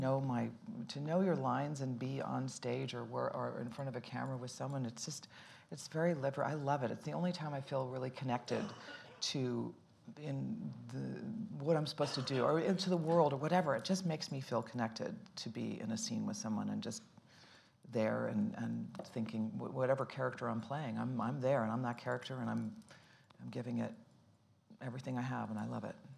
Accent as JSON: {"language": "English", "town": "Dayton", "region": "Ohio", "country": "United States", "tie": "born or raised there", "also_born_or_lived": "Boston, Massachusetts / Cincinnati, Ohio", "said": "Dayton, Ohio. I was born in Boston, Massachusetts, and then and w- grew up in Cincinnati and Dayton, Ohio"}